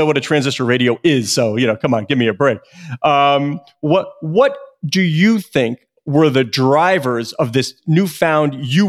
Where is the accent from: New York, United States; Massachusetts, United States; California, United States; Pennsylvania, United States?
New York, United States; I am of a certain age where I was a kid growing up in New York